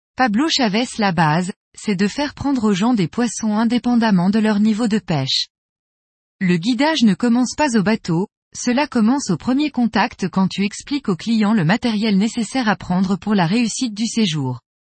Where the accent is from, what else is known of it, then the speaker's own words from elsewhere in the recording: Spain; moved away as an adult; now in Colombia; Je suis espagnol de naissance